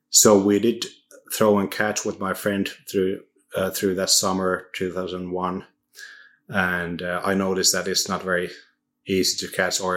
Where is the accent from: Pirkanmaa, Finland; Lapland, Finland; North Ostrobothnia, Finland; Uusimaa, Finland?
North Ostrobothnia, Finland; Oulu; English is a second language; moved away as an adult; also born or lived in Rancho Cucamonga, United States; now in Turku, Finland; I'm from Oulu um, in the middle of northern Finland.